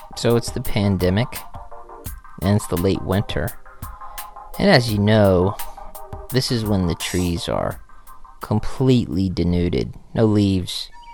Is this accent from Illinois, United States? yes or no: no; Georgia, United States; I am from Georgia, and everybody else in my family is from Georgia for like 250 years, maybe longer